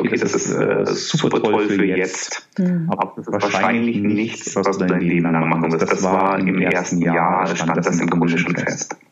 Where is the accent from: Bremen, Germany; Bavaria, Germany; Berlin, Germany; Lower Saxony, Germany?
Bavaria, Germany; Augsburg; moved away as an adult; also born or lived in Würzburg; ich bin äh, äh, geboren in Augsburg und war dann auch so immer in diesem Augsburger Umland